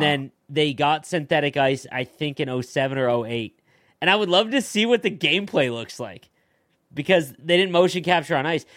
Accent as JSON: {"language": "English", "town": "Chicago", "region": "Illinois", "country": "United States", "said": "we, we are from Chicago"}